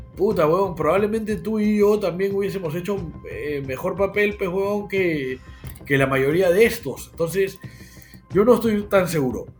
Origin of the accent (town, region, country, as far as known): Peru